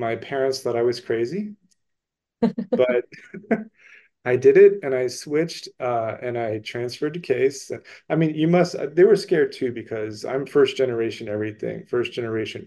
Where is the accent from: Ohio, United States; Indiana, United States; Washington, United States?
Ohio, United States; Cleveland; I was born and raised in Cleveland.